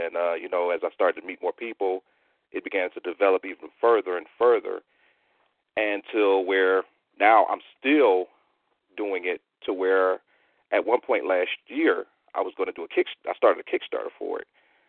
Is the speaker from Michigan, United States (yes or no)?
yes; Detroit, Michigan, United States; Pretty much like, where did I grow up? It was when I first remember, I know we were on the border of a city called Hamtramck.